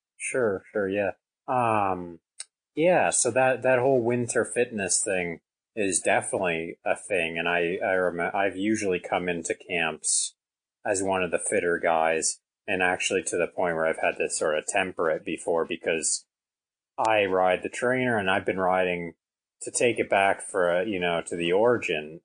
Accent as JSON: {"language": "English", "country": "Canada", "said": "I'm from Canada. It snows quite a bit here"}